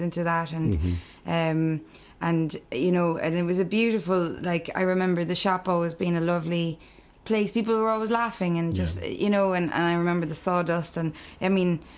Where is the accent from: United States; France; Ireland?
Ireland; Clare, Munster; also born or lived in Dublin; I'm from Clare.